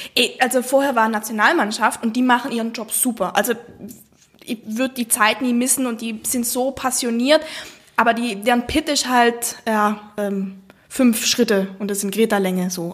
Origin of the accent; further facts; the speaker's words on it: South Tyrol, Trentino-Alto Adige, Italy; accent: South Tyrolean; ich komme aus Südtirol.